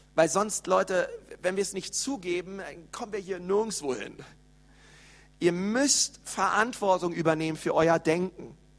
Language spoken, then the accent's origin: German; Berlin, Germany; ich bin in Berlin aufgewachsen